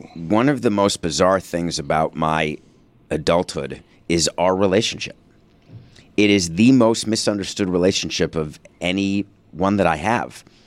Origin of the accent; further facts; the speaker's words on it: New York City, New York, United States; also born or lived in Milwaukee, Wisconsin; born in Milwaukee and only came to New York because of a divorce agreement